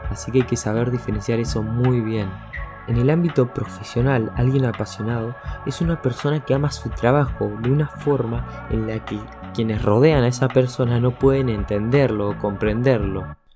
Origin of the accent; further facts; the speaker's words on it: Argentina; la cultura argentina, incluso en mi país